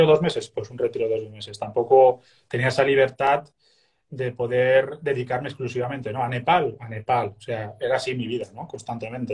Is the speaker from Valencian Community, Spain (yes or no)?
yes; Castellón de la Plana, Valencian Community, Spain; moved away as an adult; also born or lived in Sant Just Desvern / Mataró area; now in near Mataró, Spain; yo siendo de Castellón, pues la vida que yo vivía, estudiaba, trabajaba